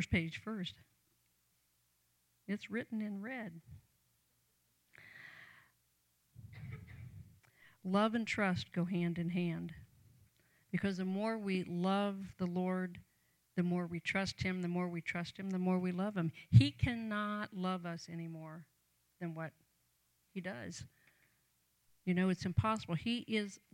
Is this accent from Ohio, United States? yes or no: yes; Canton, Ohio, United States; born or raised there